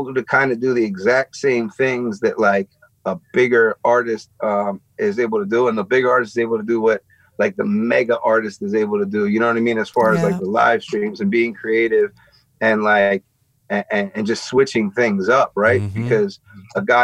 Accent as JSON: {"language": "English", "town": "Philadelphia", "region": "Pennsylvania", "country": "United States", "tie": "born or raised there", "said": "I'm born and raised in Philly, right? But I live like an hour outside of Philly"}